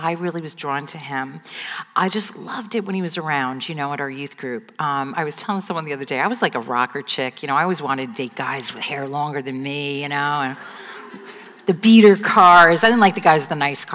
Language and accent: English; United States; I grew up 20 minutes outside of Manhattan